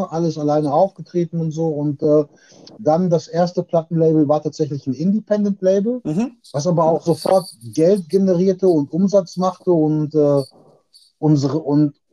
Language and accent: German; Witten, North Rhine-Westphalia, Germany; äh, ich bin 45 Jahre. Äh, ich komme aus Witten, das ist im Ruhrpott